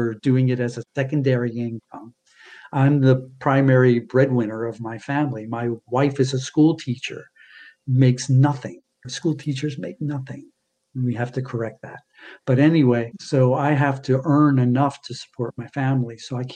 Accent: Baltimore, Maryland, United States; now in Los Angeles, United States; I'd probably be much happier living on the East Coast. That's where I was born and raised. I was born in Baltimore.

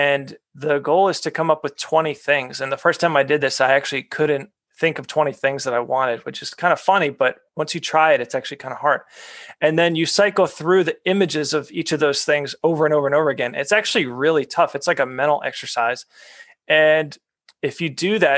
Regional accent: New England, United States; I grew up in New England

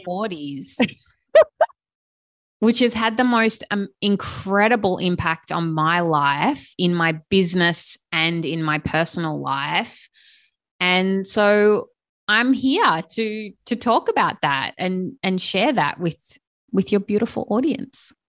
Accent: Sydney, New South Wales, Australia; I'm from Sydney, Australia

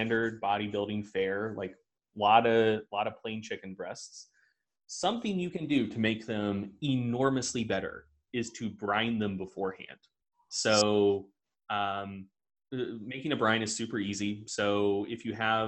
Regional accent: the South, United States; I'm from the South.

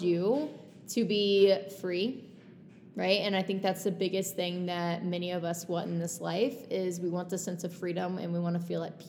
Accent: Texas, United States; I'm from Texas

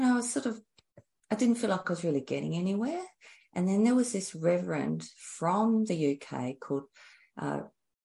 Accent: Adelaide, South Australia, Australia; I'm from Adelaide, Australia.

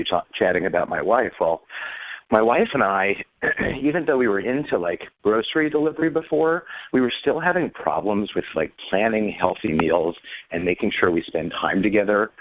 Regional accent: Washington, District of Columbia, United States; I grew up in Washington, D.C., and my dad lobbied on behalf of food transparency

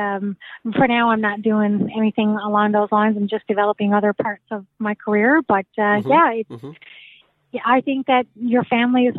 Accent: Newfoundland and Labrador, Canada; I'm from Newfoundland

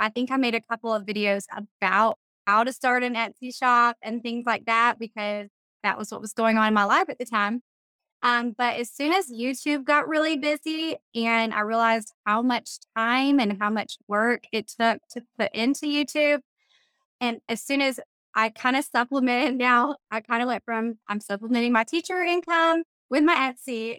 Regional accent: middle Georgia, United States; also born or lived in Valdosta, Georgia / Savannah area, Georgia; I grew up in middle Georgia

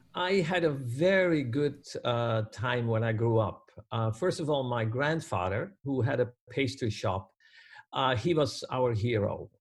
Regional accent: Netherlands; born or raised there; moved away as an adult; now in Canada

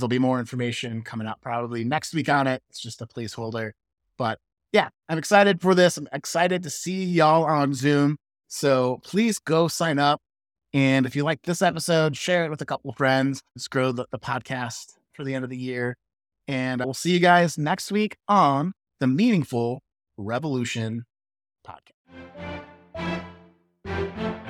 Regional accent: Midwest, United States; I'm from the Midwest. We call it pop.

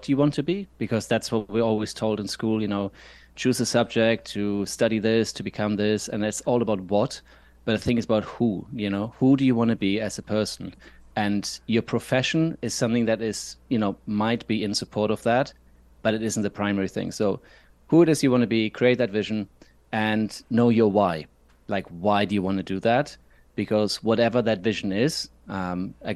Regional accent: Germany; now in Scotland, United Kingdom; I'm not from here. I'm from Germany. So it's more of a summer that I was used to as a kid

